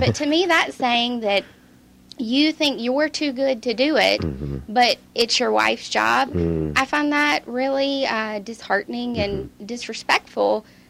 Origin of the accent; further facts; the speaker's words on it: the South, United States; now in California, United States; growing up in the South